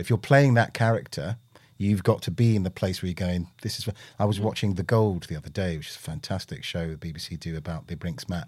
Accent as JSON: {"language": "English", "region": "London", "country": "United Kingdom", "tie": "born or raised there", "also_born_or_lived": "Willesden Green, London", "said": "born and bred in Britain, had the usual, hey, you know, where are you from? And you go, Park Royal"}